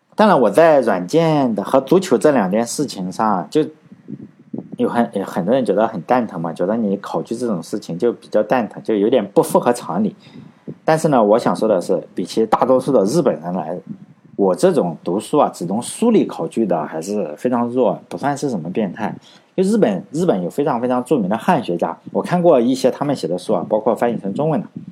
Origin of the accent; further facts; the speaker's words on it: China; 我们中国人